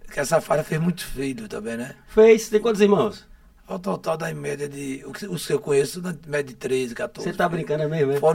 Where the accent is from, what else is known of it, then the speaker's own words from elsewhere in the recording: Aracaju, Sergipe, Brazil; Eu sou oriundo, oriundo do conjunto Castelo Branco, né? Nasci no Castelo, oh. é, Castelo Branco lá, esse bairro que me acolheu no meu nascimento, né?